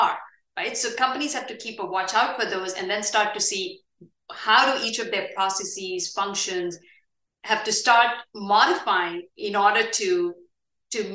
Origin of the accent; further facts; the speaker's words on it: India; moved away; India is also my home country.